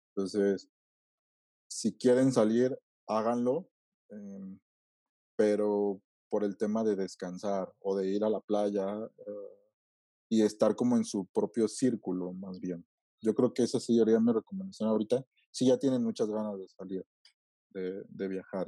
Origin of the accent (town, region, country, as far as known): Mexico